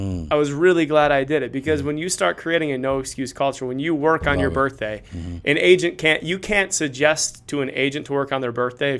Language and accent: English; Cleveland, Ohio, United States; Football losses are easier to take. I'm from Cleveland.